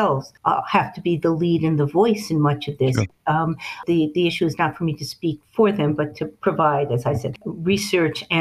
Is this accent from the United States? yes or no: yes; New England, United States; I'm from New England